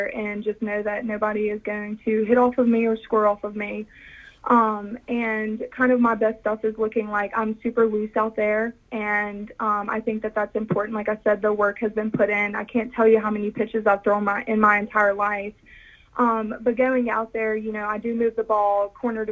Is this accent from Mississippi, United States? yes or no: yes; Kiln, Mississippi, United States; also born or lived in Picayune, Mississippi; I am from Kill, Mississippi. I've lived there for the rest of my life